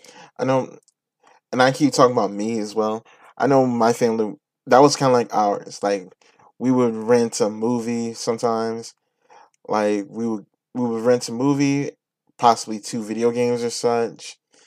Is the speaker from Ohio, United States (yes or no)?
no; New York, United States; now in Virginia, United States; from New York, I'm in here in Virginia